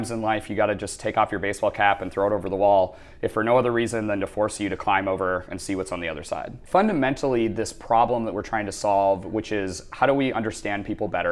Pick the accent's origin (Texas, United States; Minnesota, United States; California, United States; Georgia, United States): Minnesota, United States; accent: tiny twinge of Fargo; moved away as an adult; also born or lived in Boston; now in New York, United States; So I grew up in Minnesota, which if you're not familiar with the United States, most people know of that as the frozen north portion of the country. And I grew up in a relatively rural area.